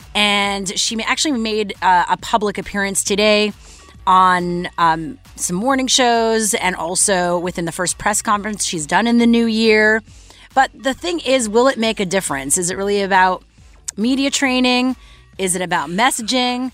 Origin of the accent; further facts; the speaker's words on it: Montreal, Quebec, Canada; my hometown of Montreal